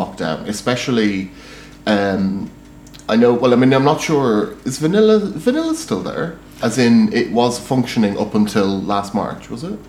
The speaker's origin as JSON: {"language": "English", "country": "Ireland", "also_born_or_lived": "Scotland", "moved": "as an adult", "lives_now": "Manchester, United Kingdom", "said": "as an Irish person who also used to live in Scotland, who only arrived here 10 years ago"}